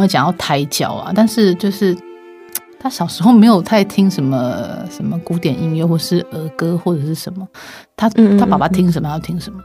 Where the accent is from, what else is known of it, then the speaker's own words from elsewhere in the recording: Taiwan; 我们自己在台湾生长长大